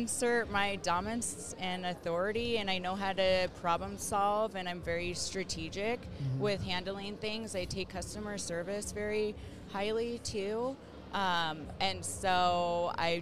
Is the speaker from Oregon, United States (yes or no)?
no; Roseville, California, United States; moved away as an adult; now in Utah, United States; I grew up in Rockland, Roseville, Sacramento area